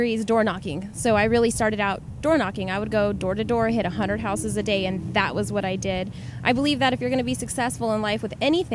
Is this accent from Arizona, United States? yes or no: yes; Tucson, Arizona, United States; It's my hometown